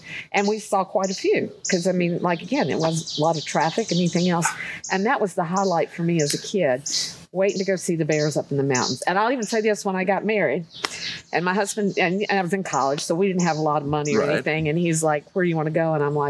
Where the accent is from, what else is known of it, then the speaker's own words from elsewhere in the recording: North Carolina, United States; I grew up in North Carolina